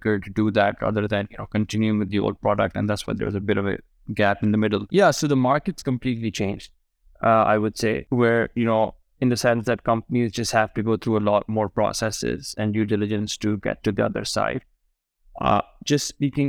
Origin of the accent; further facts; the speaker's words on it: Karachi, Sindh, Pakistan; moved away as an adult; also born or lived in United Kingdom; I was born and raised in Karachi